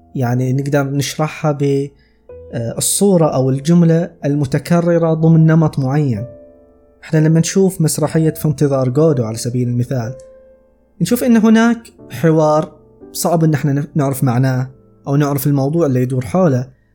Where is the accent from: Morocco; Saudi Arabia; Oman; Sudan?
Saudi Arabia; عندنا في السعودية